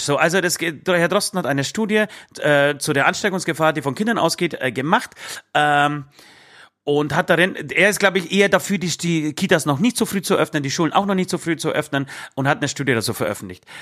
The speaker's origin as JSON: {"language": "German", "region": "Bavaria", "country": "Germany", "said": "hier bei uns in Bayern"}